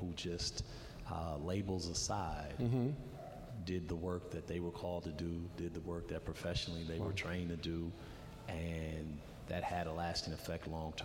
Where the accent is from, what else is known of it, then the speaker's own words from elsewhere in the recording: Racine, Wisconsin, United States; me growing up in Racine